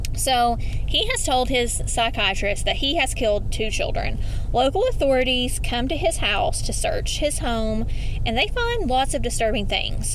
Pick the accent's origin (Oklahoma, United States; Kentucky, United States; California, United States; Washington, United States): Kentucky, United States; Eastern; accent: Eastern Kentucky; my Eastern Kentucky accent